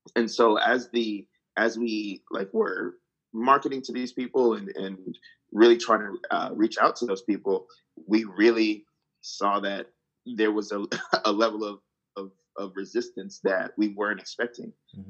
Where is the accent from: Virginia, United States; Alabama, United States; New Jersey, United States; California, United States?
New Jersey, United States; I grew up in New Jersey